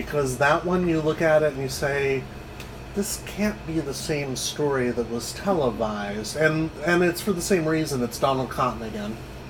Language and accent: English; United States